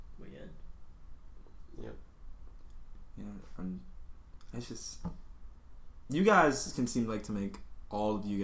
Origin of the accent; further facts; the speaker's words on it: New Orleans, Louisiana, United States; I'm from New Orleans